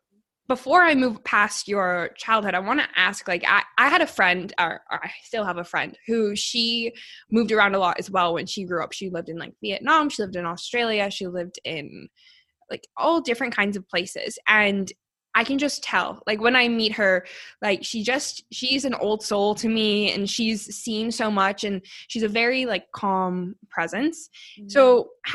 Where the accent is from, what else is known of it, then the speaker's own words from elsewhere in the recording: Calgary, Alberta, Canada; I actually was born and raised here